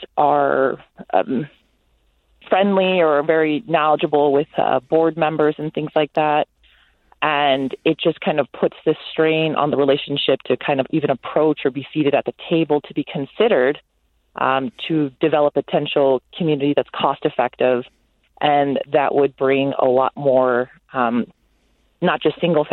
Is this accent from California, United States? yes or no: yes; California, United States; now in Sioux Falls, United States; I grew up in California